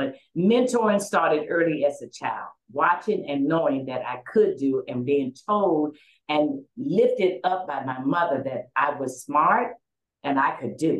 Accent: Memphis, Tennessee, United States; I was raised in Memphis, Tennessee, and I was raised by two wonderful parents, and my mother was a Mississippi sharecropper's daughter. My father was a factory worker. We lived in the projects

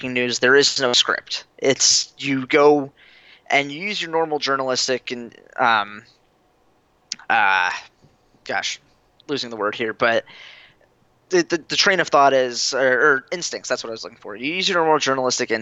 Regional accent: Florida, United States; moved away as an adult; now in Fargo, United States; I'm from Florida

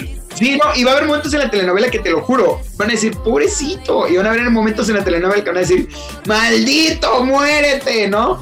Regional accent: Villahermosa, Tabasco, Mexico; moved away; yo soy, o soy originario de Tabasco, soy choco de corazón

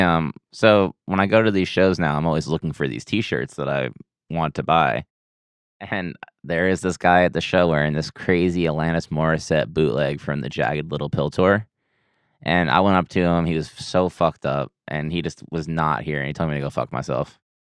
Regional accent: Lake Grove, New York, United States; moved away as an adult; now in Boston, United States; born and raised in Long Island, New York

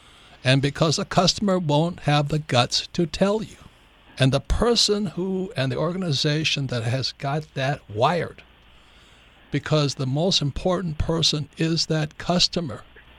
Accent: Hawaii, United States; I grew up in Hawaii

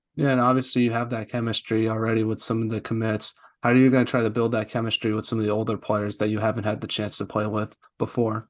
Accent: United States; I'm from the U S

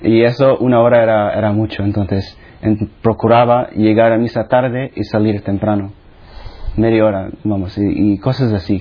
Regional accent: Philippines; first language Tagalog; Spanish is a second language; moved away; also born or lived in United States; Nací en las Filipinas, que es básicamente el otro lado del mundo, de España

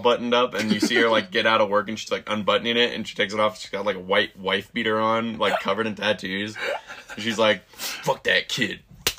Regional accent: the South, United States; I'm from the South.

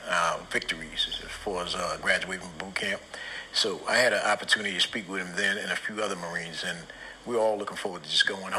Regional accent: New York City, New York, United States; I was from Brooklyn

